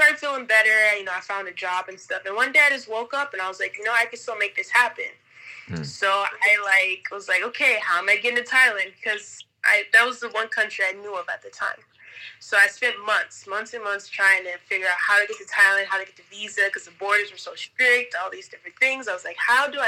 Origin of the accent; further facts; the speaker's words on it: New Jersey, United States; also born or lived in Nevada; now in Manta, Ecuador; I was born in Jersey, but I moved here from Nevada. That's also where I went to college